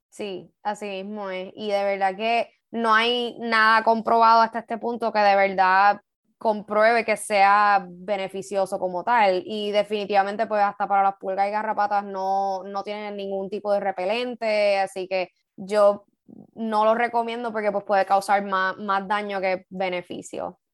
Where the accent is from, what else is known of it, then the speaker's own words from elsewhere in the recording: Puerto Rico; como puertorriqueños